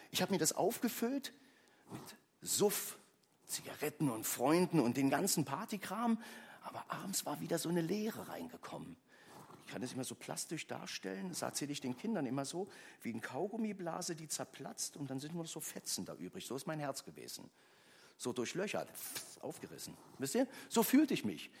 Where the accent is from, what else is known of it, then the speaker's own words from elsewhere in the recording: Berlin, Germany; also born or lived in Köpenick; Also ich bin groß geworden in Ostberlin